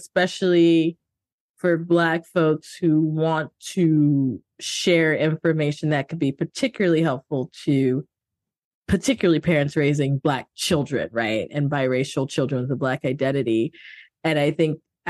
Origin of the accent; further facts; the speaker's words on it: United States; I'm also American